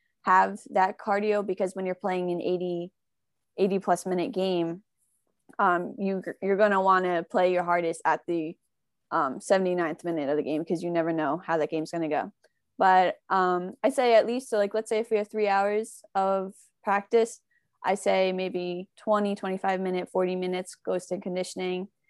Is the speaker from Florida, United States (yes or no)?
no; Morris County, New Jersey, United States; we're from Morris County in New Jersey